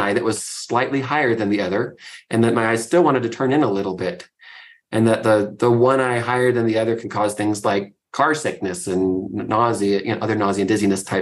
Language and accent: English; Fairbanks, Alaska, United States; So I grew up in Fairbanks, Alaska, which is a wonderful, wild place to live.